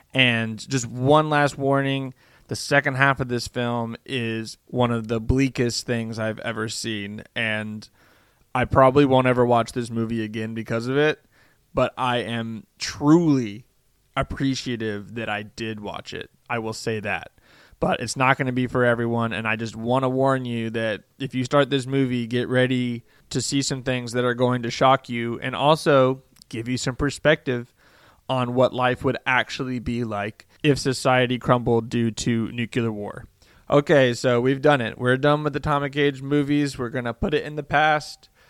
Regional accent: United States; I'm an American

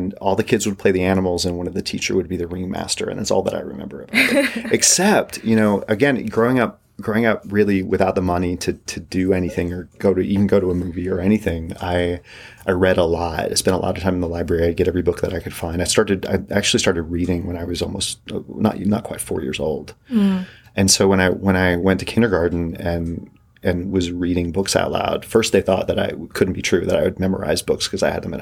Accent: East Tennessee, United States; moved away; also born or lived in Colorado / New York; I grew up in East Tennessee

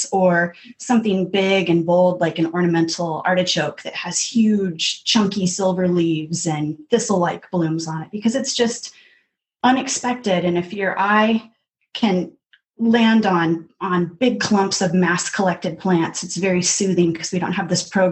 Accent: Seattle, Washington, United States; also born or lived in Olympia, Washington; I grew up in the Seattle area, in the foothills, out by Issaquah and Maple Valley

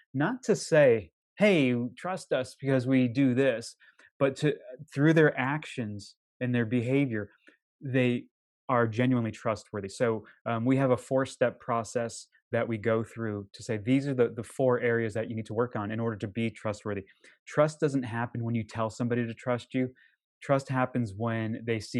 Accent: Connecticut, United States; now in Boston, United States; I live outside of Boston. I'm originally from Connecticut.

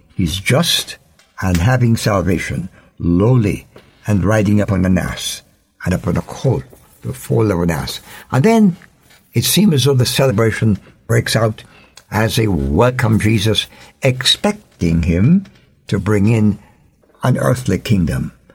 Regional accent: Jamaica; As a Jamaican

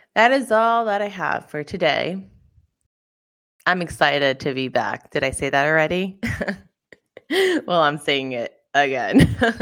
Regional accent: Brentwood, United States; I am from Brentwood

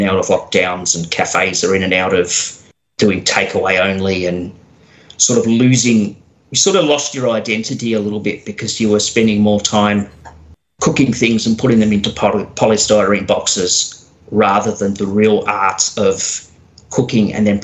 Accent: Geelong, Victoria, Australia; I was born and raised in Geelong

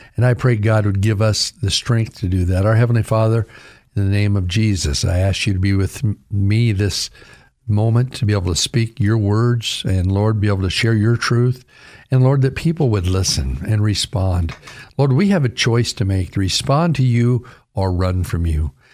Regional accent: Caldwell, Idaho, United States; born or raised there

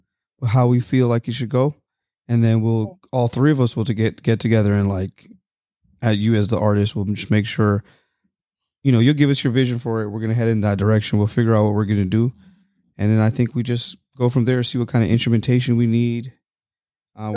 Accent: Canada; now in United States; I'm from Canada

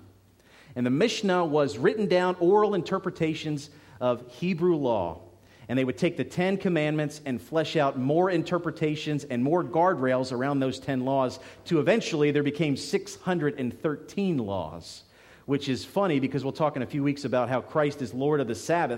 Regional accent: Philadelphia, Pennsylvania, United States; now in South Georgia, United States; growing up in Philadelphia

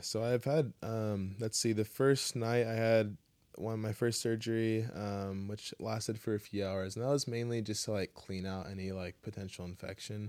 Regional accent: Kailua, Hawaii, United States; I grew up in Kailua

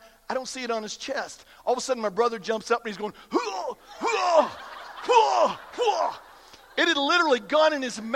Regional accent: Iowa, United States; I grew up in Iowa, again, lots of cornfields

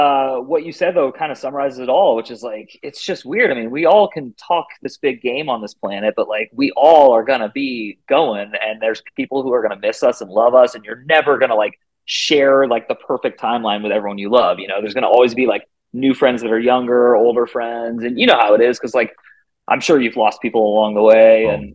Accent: California, United States; now in Phoenix, United States; I currently live in Phoenix, Arizona. I'm from the Bay Area of California, but I've lived all over the country. I've lived in 9 or 10 states now, and I've even lived in other countries.

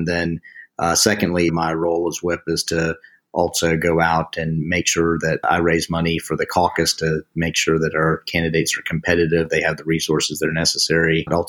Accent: Fayetteville, North Carolina, United States; also born or lived in Chattanooga, Tennessee / Washington, D.C. / New York City; Yeah, I was born in Chattanooga, Tennessee, but I grew up in Fayetteville, North Carolina, and have spent my entire life really here in the state, with the exception of a few years in Washington, D.C. and New York City.

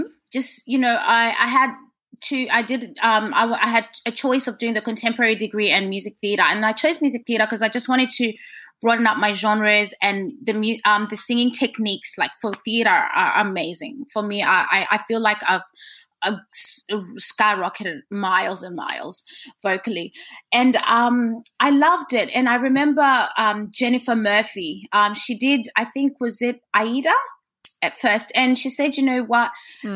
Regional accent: Zimbabwe; I'm from Zimbabwe, so next door to South Africa.

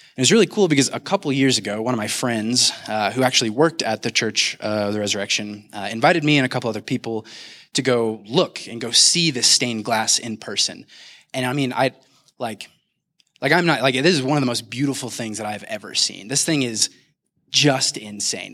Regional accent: Kansas City, United States; now in Denver, United States; I'm actually originally from Kansas City.

